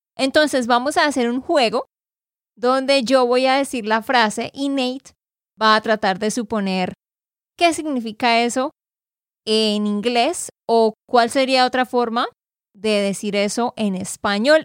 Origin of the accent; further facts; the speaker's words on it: Santander, Colombia; de Santander, Colombia.